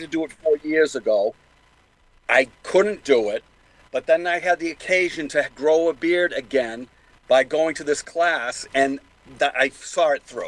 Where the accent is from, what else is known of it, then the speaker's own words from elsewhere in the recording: Boston, Massachusetts, United States; accent: Boston; my Boston accent